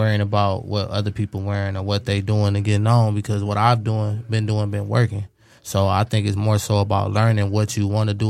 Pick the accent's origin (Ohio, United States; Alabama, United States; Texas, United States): Ohio, United States; Cleveland; I'm from Cleveland